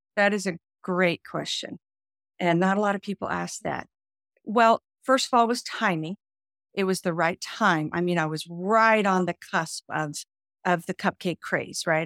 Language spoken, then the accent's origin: English; Nashville, Tennessee, United States; now in Florida, United States; I moved to Florida, but Nashville is my hometown